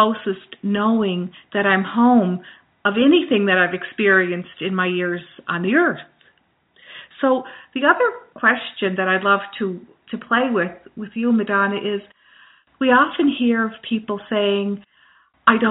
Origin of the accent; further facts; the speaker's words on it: Glace Bay, Nova Scotia, Canada; I am from Nova Scotia, from Cape Breton Island, from Glace Bay, Cape Breton Island, Nova Scotia.